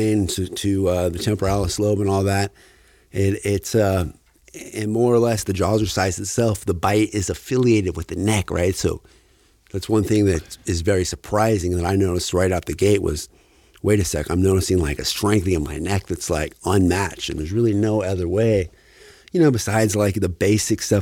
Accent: Fairbanks, Alaska, United States; moved away as an adult; I'm originally from Fairbanks, Alaska. I spent about 28 years up there.

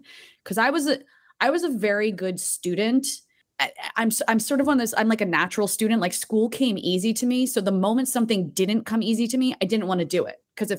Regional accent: Tewksbury Township, New Jersey, United States; But, you know, where I grew up, like, I can't believe you even said it right. It's Tewksbury Township. Like, we weren't even a town.

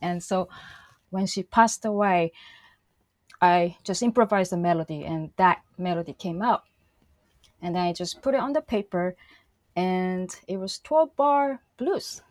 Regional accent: Shizuoka, Japan; born or raised there; moved away

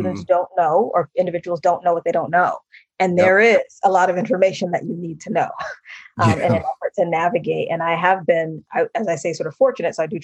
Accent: Massachusetts, United States; one of my very best friends that I grew up with in Massachusetts

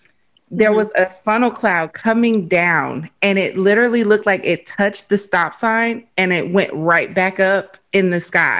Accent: Arkansas, United States; moved away; also born or lived in Cincinnati; I was born and raised in Arkansas, so I already know about the tornadoes.

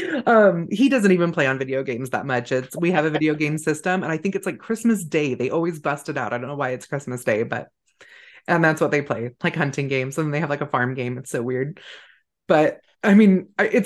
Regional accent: Northern California, United States; moved away; I grew up in California, but in a very rural community in Northern California on the coast

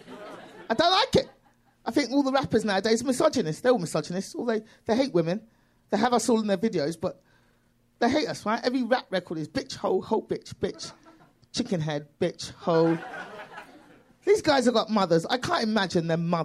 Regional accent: London, United Kingdom; accent: British; moved away as an adult; now in United States; I'm from London.

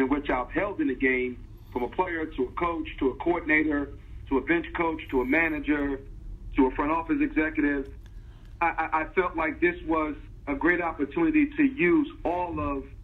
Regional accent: Newark, New Jersey, United States; I grew up in Newark, New Jersey

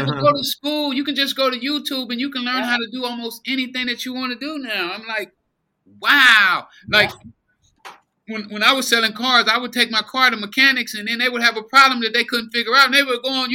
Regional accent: Los Angeles, California, United States; I grew up in South Central since I was 3 years old

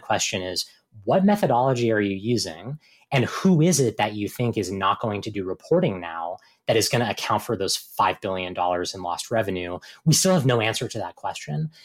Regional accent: Virginia, United States; Virginia, my home state

